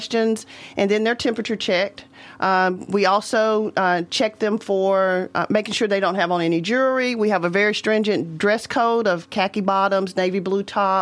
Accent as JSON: {"language": "English", "area": "Maury County", "region": "Tennessee", "country": "United States", "tie": "born or raised there", "said": "I am a native of Maury County, born and raised here"}